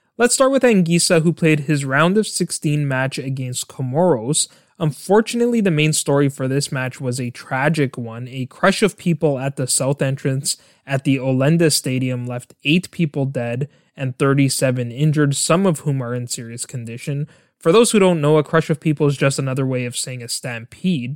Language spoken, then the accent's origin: English; Canada; my home country of Canada